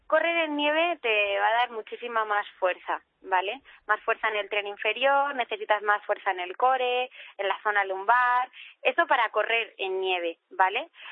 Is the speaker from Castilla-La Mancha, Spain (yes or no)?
yes; Toledo, Castilla-La Mancha, Spain; soy toledana